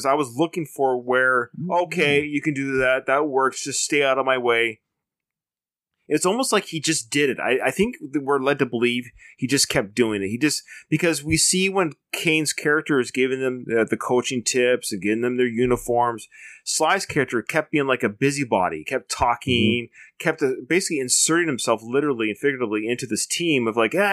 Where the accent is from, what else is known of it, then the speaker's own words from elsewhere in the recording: Canada; Knowing a little bit of French, just being Canadian